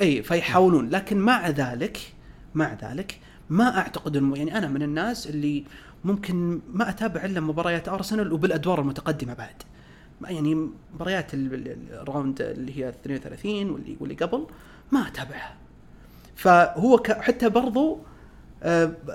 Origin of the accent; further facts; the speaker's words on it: Saudi Arabia; احنا كسعوديين